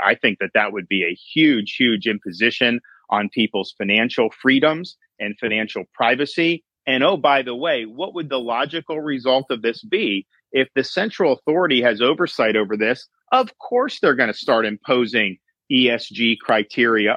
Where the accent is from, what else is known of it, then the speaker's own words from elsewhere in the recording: Tampa, Florida, United States; I grew up in the Tampa Bay area, working minimum wage to get through school